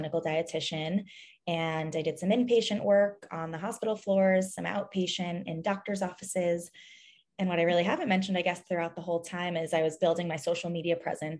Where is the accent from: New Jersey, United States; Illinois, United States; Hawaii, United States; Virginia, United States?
New Jersey, United States; born and raised in New Jersey. I now live in Hoboken, New Jersey